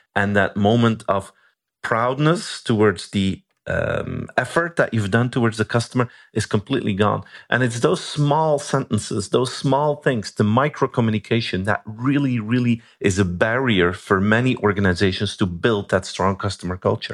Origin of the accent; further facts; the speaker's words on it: Belgium; I'm from Belgium.